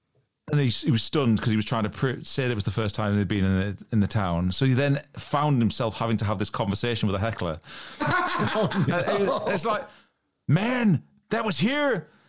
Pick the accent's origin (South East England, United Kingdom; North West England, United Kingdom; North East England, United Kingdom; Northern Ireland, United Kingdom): North East England, United Kingdom; Newcastle upon Tyne; accent: Geordie; where I'm from is a place called Newcastle upon Tyne, and people from Newcastle are called Geordies. Mm-hmm. And whilst I kind of rein my accent in when I'm talking to people who aren't from Newcastle, we're known for having a very strong accent.